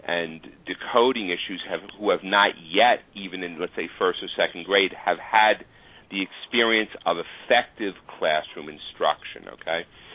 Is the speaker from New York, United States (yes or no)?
yes; New York City, New York, United States; moved away; I had the honor of going back to my hometown, Staten Island